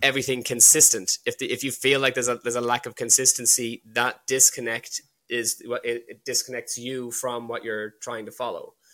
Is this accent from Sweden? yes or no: no; Ireland; born or raised there; also born or lived in London / Wales